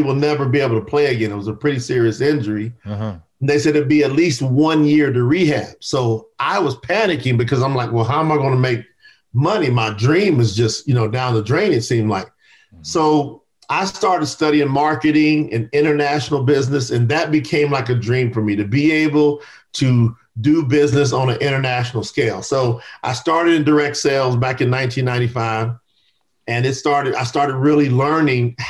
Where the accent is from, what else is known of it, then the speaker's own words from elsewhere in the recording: Kentucky, United States; I was born in the South in Kentucky. So I grew up in a lot of racial tension and strife in the South.